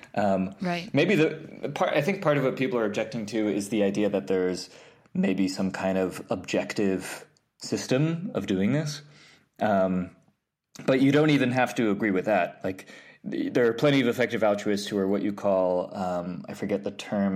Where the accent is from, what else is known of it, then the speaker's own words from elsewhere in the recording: New York, United States; I grew up in New York, um, upstate. Well, well, technically upstate, like an hour above the city, and then I went to the city for college.